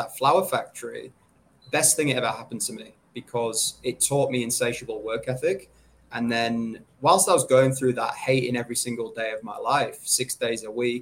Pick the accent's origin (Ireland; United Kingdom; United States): United Kingdom; England; moved away as an adult; now in Sydney, Australia; I'm an English guy. I came over to Sydney February 2014.